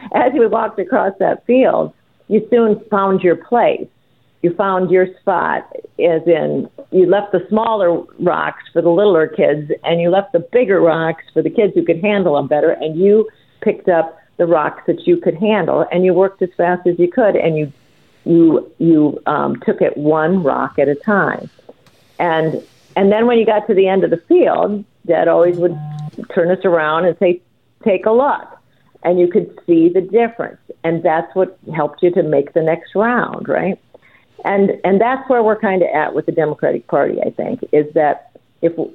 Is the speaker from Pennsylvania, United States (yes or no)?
no; Northern Iowa, United States; when I was a kid growing up in Northern Iowa with a big family